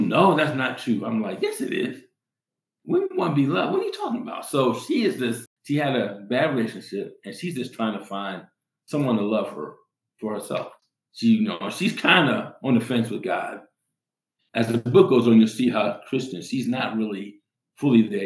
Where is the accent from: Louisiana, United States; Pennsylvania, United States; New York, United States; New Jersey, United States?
New York, United States; New York City; now in Colorado, United States; I came from New York City. I grew up in New York City.